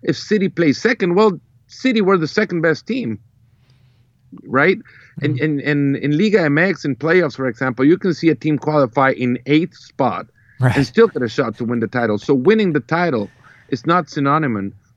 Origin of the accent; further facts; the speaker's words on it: El Salvador; I come from El Salvador